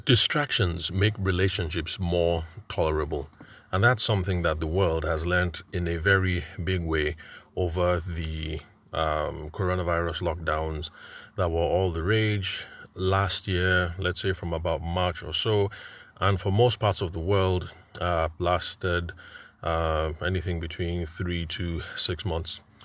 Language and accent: English; Nigeria; I'm a Nigerian event and wedding photographer